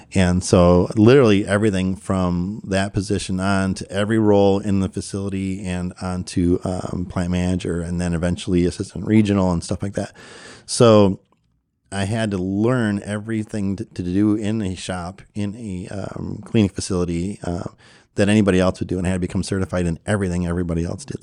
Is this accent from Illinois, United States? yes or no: yes; Chicago, Illinois, United States; moved away; also born or lived in Maryland / Conroe, Texas; I was born and raised in the Chicago area